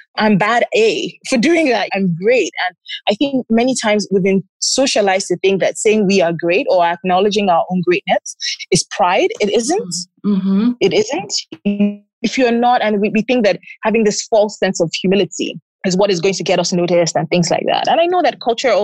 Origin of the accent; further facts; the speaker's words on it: Lagos, Nigeria; I'm from Lagos, Nigeria.